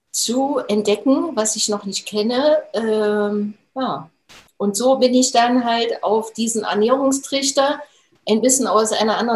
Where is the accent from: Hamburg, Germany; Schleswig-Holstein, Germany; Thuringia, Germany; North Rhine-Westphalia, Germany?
Thuringia, Germany; Jena; Äh, ich bin gebürtige Thüringerin und habe auch äh, die Thüringer Kost äh, abbekommen in meinen jungen Jahren. habe dann im Institut für Transfusionswesen gearbeitet, da in Jena. Also ich komme aus Jena